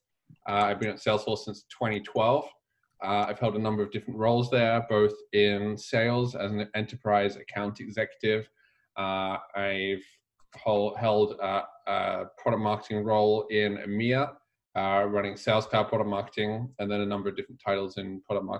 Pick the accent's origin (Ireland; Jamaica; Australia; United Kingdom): United Kingdom; England; moved away as an adult; now in United States; I was growing up in England